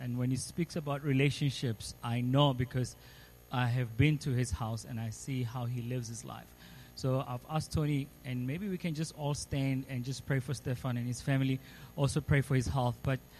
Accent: Potchefstroom, North West, South Africa; It is a very nice place. It's my hometown.

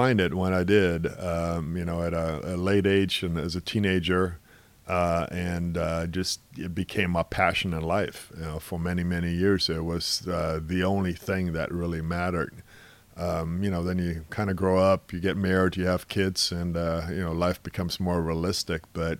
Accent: Germany; now in Seattle, United States; obviously, I came over here from Germany, played in the state as a high school student, went to college in Seattle

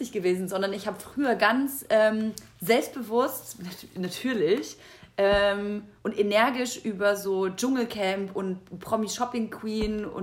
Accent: Bavaria, Germany; born there; Würzburg, ja, man kenn kennt Würzburg. Ist in der Nähe davon da, wo ich geboren bin.

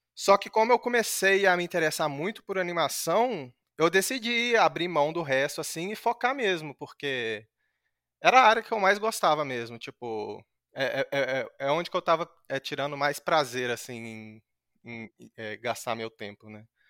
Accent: Minas Gerais, Brazil; moved away; lá na minha cidade, em Minas, é, é um, é um polo moveleiro

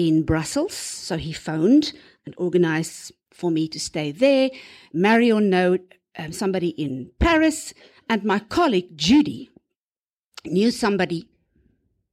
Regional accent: South Africa; I'm from South Africa. I was a teacher there too

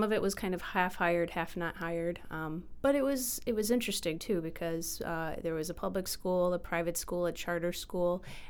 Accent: Michigan, United States; I am from Michigan, but my family moved around a lot, so it's hard to say, like, where in Michigan I'm from. So I sometimes say Detroit, I sometimes say Flint, I sometimes say Midland, and then Traverse City

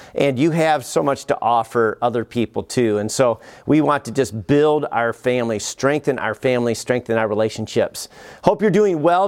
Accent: United States; as an American

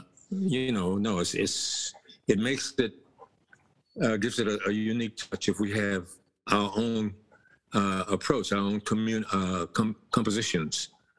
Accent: Texas, United States; when I was coming up, well, Texas is a real bluesy kind of place, so you can't miss it.

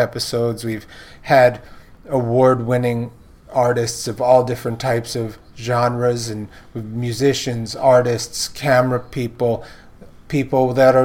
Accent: New York City, New York, United States; moved away; I'm a fourth generation Brooklynite

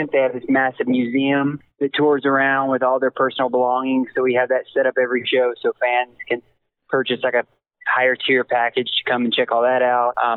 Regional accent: Ferris, Texas, United States; It was in my hometown. That was my hometown claim to fame in Ferris, Texas

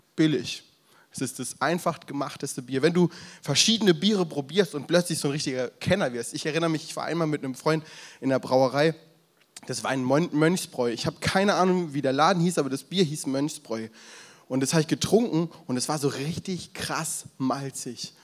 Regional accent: the South, parents from Franconia, Southern Germany, Germany; now in Berlin area, Germany; Ich komme ja ursprünglich aus dem Süden, meine Eltern aus dem Frankenland

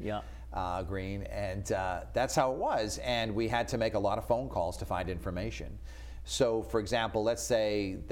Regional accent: Norwood, Massachusetts, United States; moved away; my hometown of Norwood, Massachusetts

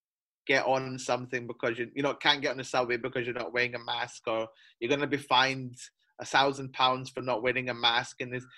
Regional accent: United Kingdom; now in China; I'm British, but I'm entitled to nothing because I work and live in China.

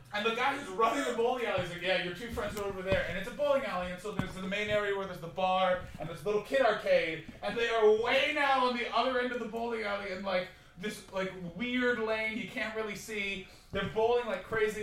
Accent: Canada; I'm from Canada.

